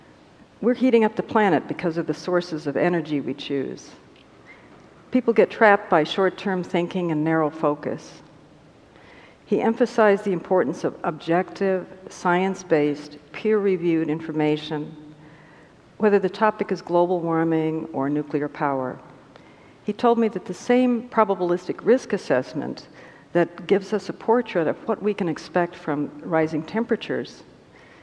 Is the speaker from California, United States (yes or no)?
no; Albuquerque, New Mexico, United States; Albuquerque, my hometown